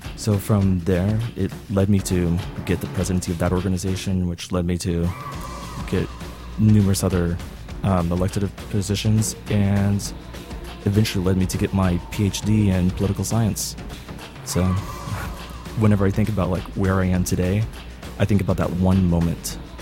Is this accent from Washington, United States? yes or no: no; Dallas, Texas, United States; I'm from Dallas, Texas